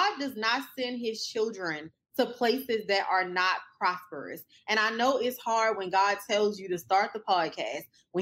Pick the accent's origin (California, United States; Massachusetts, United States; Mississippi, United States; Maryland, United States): Maryland, United States; Baltimore; also born or lived in Washington, D.C.; now in Dallas, United States; I was born in Baltimore